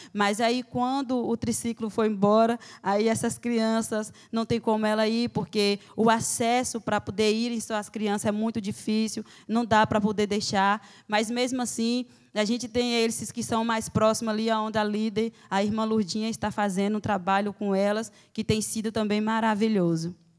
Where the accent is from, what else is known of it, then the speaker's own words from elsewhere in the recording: Bom Jesus da Lapa, Bahia, Brazil; also born or lived in Ilha da Canabrava; sou lá de Bom Jesus da Lapa, estou atuando na Ilha da Canabrava